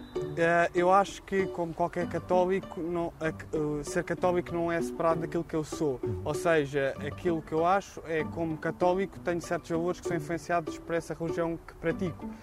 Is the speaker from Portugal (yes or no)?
yes; Portugal; como portugueses que somos